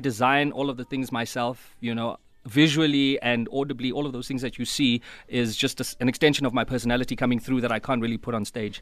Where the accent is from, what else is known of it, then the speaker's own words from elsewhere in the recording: Mthatha, Eastern Cape, South Africa; moved away; I come from Umtata and, uh, it took me a while before I could fit